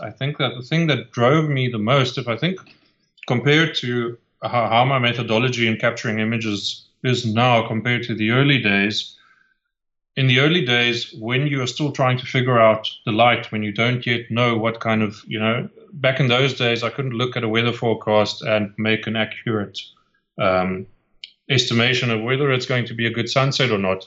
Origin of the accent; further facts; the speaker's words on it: 30 minutes north of Cape Town, Western Cape, South Africa; also born or lived in Kleinmond, South Africa; I could go from my hometown, which was was back then 30 minutes north of Cape Town.